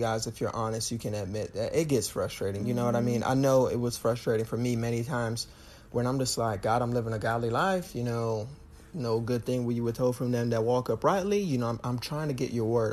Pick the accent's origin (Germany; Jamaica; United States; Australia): Jamaica; I'm Jamaican